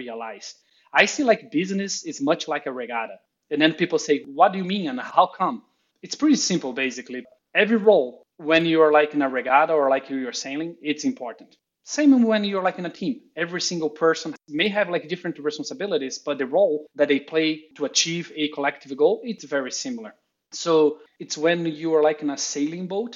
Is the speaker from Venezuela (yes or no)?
no; Brazil; English is a second language; moved away as an adult; also born or lived in New York, United States; now in Austin, United States; I'm originally from Brazil, so it's better that I say that up front, as you're going to be realizing my accent.